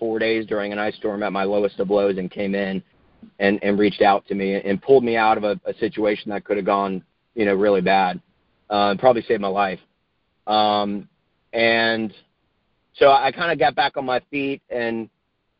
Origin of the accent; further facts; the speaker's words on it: Northern Virginia, United States; moved away as an adult; now in Charlotte, United States; I grew up in Northern Virginia.